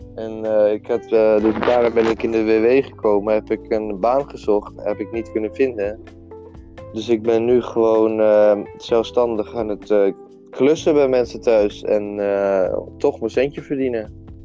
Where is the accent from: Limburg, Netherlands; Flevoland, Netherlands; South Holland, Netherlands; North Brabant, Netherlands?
Flevoland, Netherlands; Almere; ik kom uit Almere. Ik ben een Almeerse jongen. En eh, ik ben 20 jaar. Ik ben bijna 21. En ik woon eigenlijk al mijn hele leven, zolang als ik herinnerde, eh, in Almere